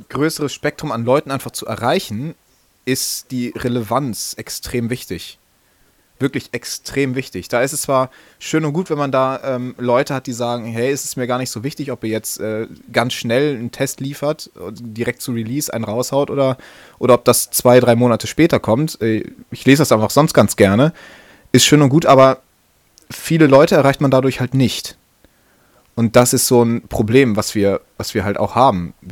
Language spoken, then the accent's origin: German; Northern Germany, Germany; können wir mal ein bisschen ähm, über die neue Website schnacken, wie man bei uns in Norddeutschland sagt.